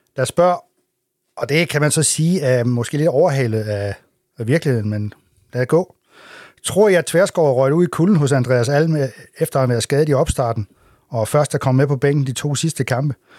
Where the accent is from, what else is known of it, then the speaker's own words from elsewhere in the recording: Assens, Southern Denmark, Denmark; den kant, hvor jeg kommer fra